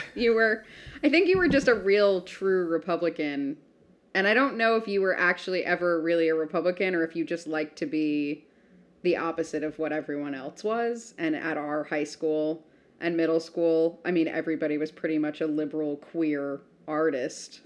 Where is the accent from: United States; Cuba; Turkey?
United States